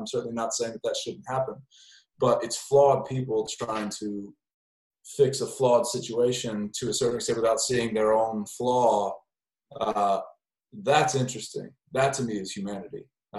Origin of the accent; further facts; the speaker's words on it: Mississippi, United States; I grew up in Mississippi